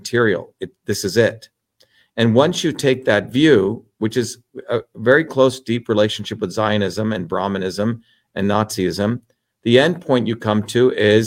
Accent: India; moved away; also born or lived in New Jersey; I grew up in India

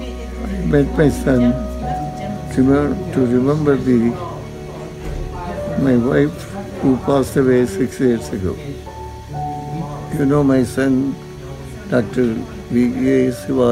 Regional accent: Yangon, Yangon Region, Myanmar; also born or lived in New Jersey; now in United States; In my early days, I was in Burma, Rangoon.

